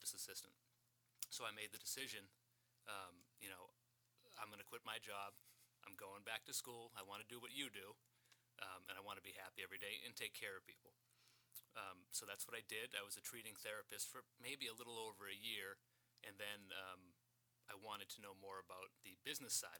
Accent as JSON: {"language": "English", "town": "Brockton", "region": "Massachusetts", "country": "United States", "moved": "as an adult", "lives_now": "Marshfield, United States", "said": "I'm from Brockton originally. I've lived in Marshfield for 14 years now."}